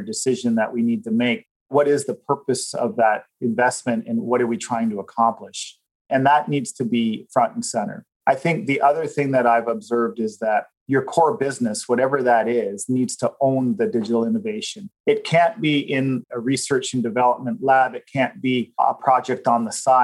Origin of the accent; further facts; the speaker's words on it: Canada; as Canadians